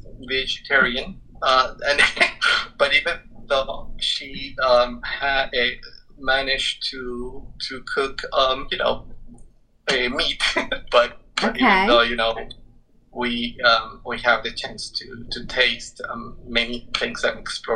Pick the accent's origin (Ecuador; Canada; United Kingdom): Ecuador; Quito, Pichincha; moved away; I'm originally from Quito, Ecuador. And okay. In Ecuador, the capital city, it's in a very high altitude in the Andes Mountains.